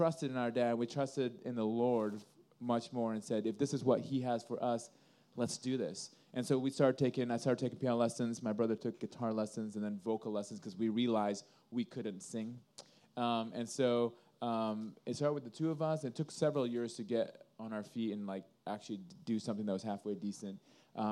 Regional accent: Indonesia; now in Sioux City, United States; we grew up in Indonesia

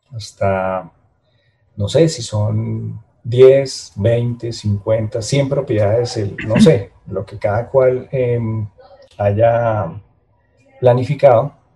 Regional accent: Bogotá, Colombia; yo soy bogotano

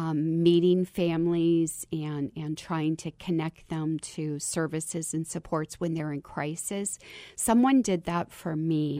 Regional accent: Kentucky, United States; moved away; as a girl growing up in Kentucky

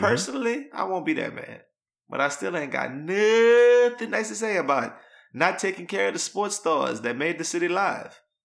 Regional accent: Louisiana, United States; moved away as an adult; also born or lived in New Iberia, Louisiana / New Orleans, Louisiana; now in Houston, United States; I'm from Louisiana. I spent the first twenty-two years of my life between Newberry and New Orleans.

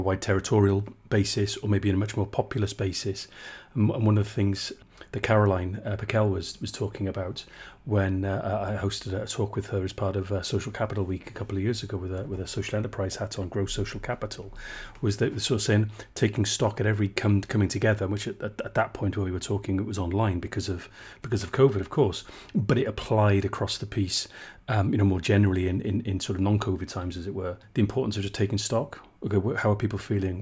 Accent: South Wales, United Kingdom; I'm from South Wales, not from the coalfield, mind

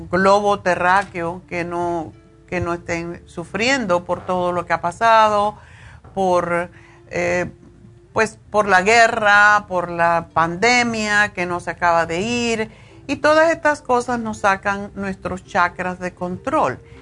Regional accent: Cuba; moved away; vine de Cuba, eh, por huir de las injusticias y de la falta de libertad

